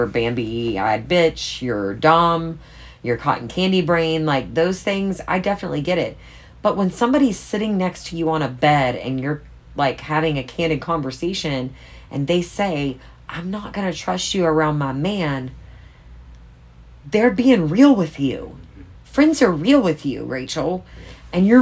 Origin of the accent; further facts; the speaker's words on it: East Coast, United States; I'm from the East Coast